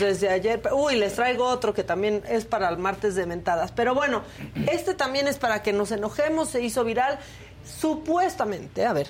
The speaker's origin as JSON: {"language": "Spanish", "country": "Mexico", "said": "somos felices los mexicanos"}